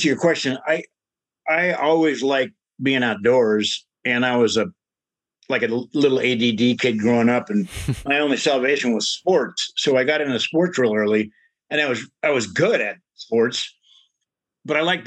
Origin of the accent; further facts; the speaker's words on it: Upland, California, United States; I grew up below in Upland, right below Mount Baldy